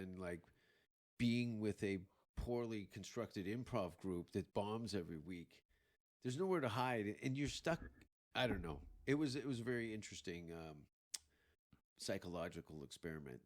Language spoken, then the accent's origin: English; Hamilton, Ontario, Canada; moved away; also born or lived in Vancouver; growing up in Hamilton